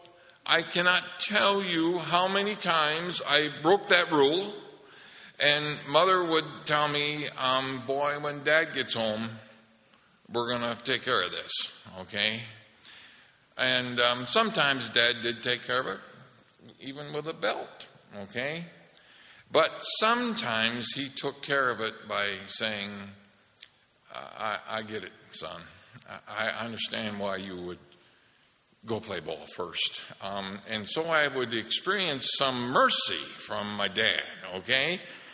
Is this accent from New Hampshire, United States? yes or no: no; Holland, Michigan, United States; We're growing up in Holland, Michigan, and Marlene and I went to the same grade school that our mother went